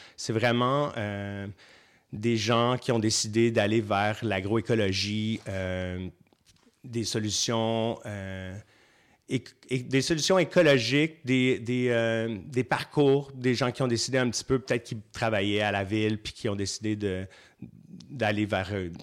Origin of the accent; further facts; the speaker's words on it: Saint-Hyacinthe, Quebec, Canada; moved away; je viens à la base, je viens de Saint-Hyacinthe, ça fait longtemps que je suis plus là-bas